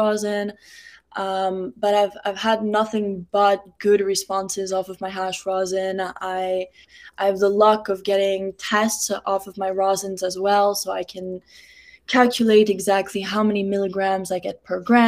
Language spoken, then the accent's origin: English; Miami, Florida, United States; also born or lived in France / Morocco; I was born in Miami, but I moved around a lot when I was young. But I've been back in Miami since middle school